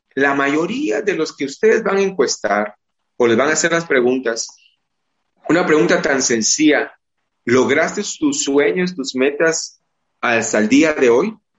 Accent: Guatemala; es parte de nuestra idiosincrasia, es parte de nuestra forma, de nuestro ser como guatemaltecos

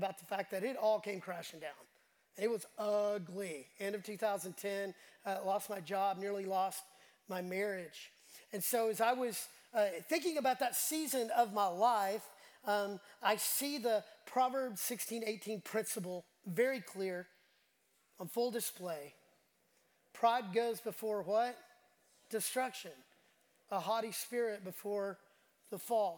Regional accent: Dallas, Texas, United States; moved away as an adult; also born or lived in The Woodlands, Texas / Houston, Texas; I grew up in Dallas

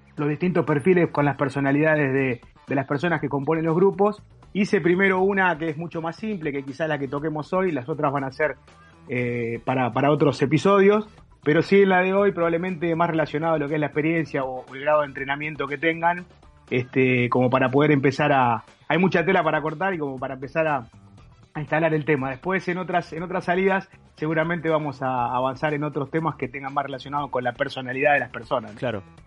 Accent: Berazategui, Buenos Aires Province, Argentina; Yo soy de Verazante y en zona de Quilmes

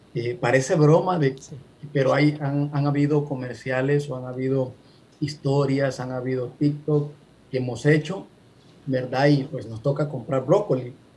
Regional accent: Honduras; moved away as an adult; now in California, United States; hondureño, ¿verdad? radicando en Estados Unidos, en este caso en California, hace tres años y mis padres eh, son hondureños

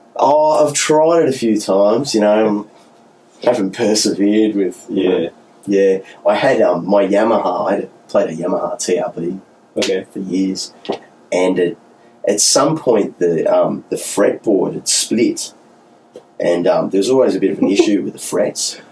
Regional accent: Newcastle, New South Wales, Australia; moved away as an adult; now in Melbourne, Australia; I grew up in Newcastle

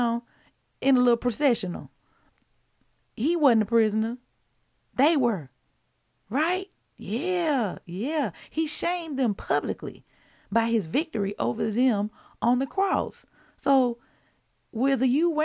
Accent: Mississippi, United States; I'm from Mississippi

